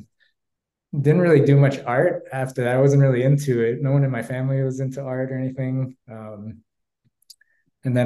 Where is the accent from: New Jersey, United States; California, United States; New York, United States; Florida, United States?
New York, United States; New York City; I grew up in New York. It's a neighborhood called Bayside in Queens.